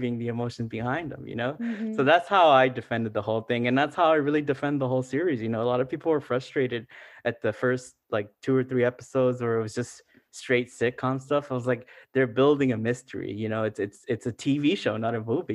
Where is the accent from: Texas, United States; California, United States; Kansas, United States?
California, United States; Los Angeles; first language Spanish; English is a second language; My first language is Spanish. And no offense to the LAUSD, it's like I didn't learn English in school